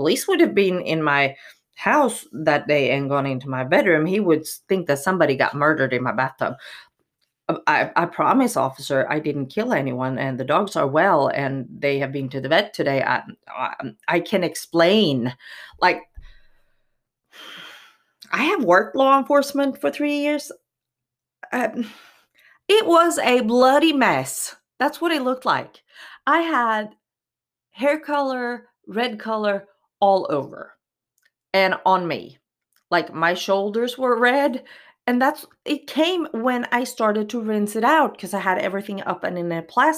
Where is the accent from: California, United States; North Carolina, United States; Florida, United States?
Florida, United States; Miami; born there; Well, seriously, I'm actually born in Miami, Florida, so I am American. I am a U.S. citizen from birth.